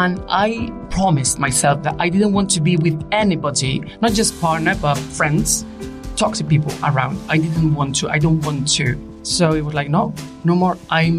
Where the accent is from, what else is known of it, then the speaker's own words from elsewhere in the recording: Spain; English is a second language; moved away as an adult; also born or lived in Asturias, Spain; now in London, United Kingdom; I'm 40 years old. I'm from Spain. I live in London.